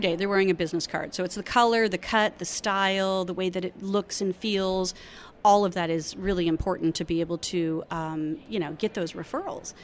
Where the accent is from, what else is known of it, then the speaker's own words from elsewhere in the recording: Arizona, United States; I'm from Arizona